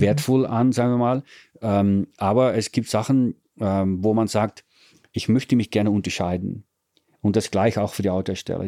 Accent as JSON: {"language": "German", "country": "Netherlands", "second_language": "German", "moved": "yes", "lives_now": "Italy", "said": "Bin Holländer."}